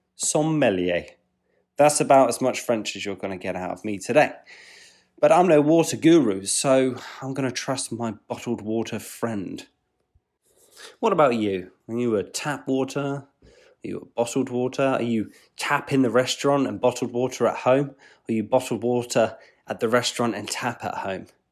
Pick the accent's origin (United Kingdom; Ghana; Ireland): United Kingdom; England; I'm an English chap